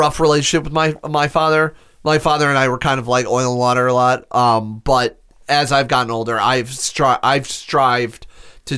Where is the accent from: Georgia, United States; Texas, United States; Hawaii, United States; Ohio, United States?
Ohio, United States; Akron; moved away; I grew up in Akron, Ohio